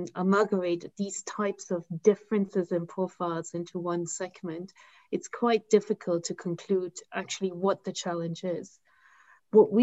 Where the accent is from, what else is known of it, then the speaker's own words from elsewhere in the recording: Germany; now in United Kingdom; in my home country, like Germany